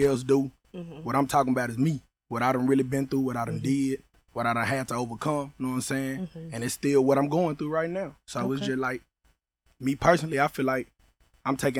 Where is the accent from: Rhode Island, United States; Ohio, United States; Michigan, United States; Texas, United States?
Texas, United States; Dallas; I grew up in Dallas my whole life. My family from West Dallas, my grandma grew up in the Cliff